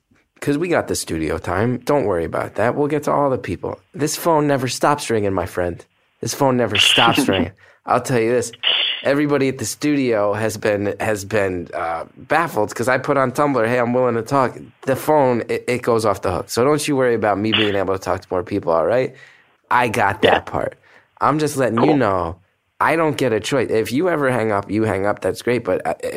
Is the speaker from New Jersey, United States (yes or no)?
yes; New Jersey, United States; now in New York, United States; I grew up in New Jersey, right across the river